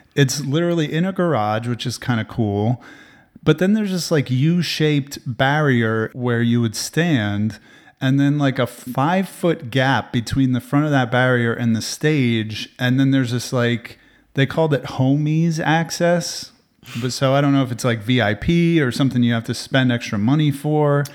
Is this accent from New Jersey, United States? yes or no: yes; New Jersey, United States; now in Austin, United States; I grew up with him in New Jersey